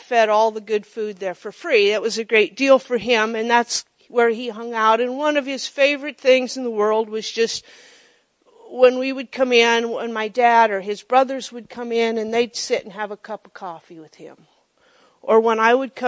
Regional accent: Monroe, United States; my hometown of Monroe

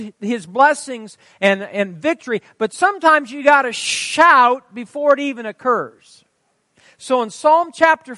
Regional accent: Fairbury, Nebraska, United States; I'm from Fairbury

